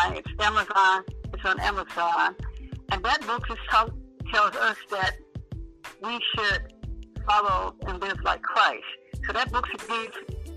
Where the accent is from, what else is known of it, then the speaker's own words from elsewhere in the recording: Michigan, United States; I'm from Michigan